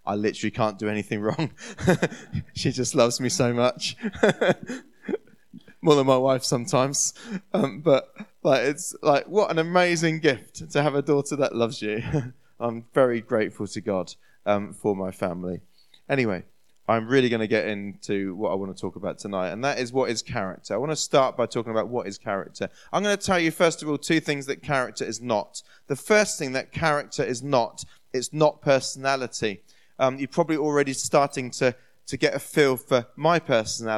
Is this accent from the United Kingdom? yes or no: yes; New Forest, Hampshire, South East England, United Kingdom; now in Portsmouth, United Kingdom; So I grew up in the New Forest area, which is to the west of Southampton. Lovely bit of the countryside there in the New Forest in Hampshire. And moved to Portsmouth when I was 21.